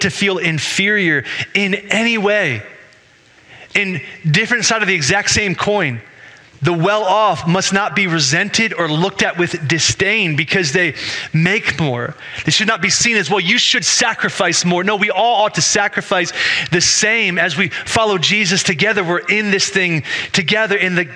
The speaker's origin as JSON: {"language": "English", "country": "United States", "said": "I'm an American"}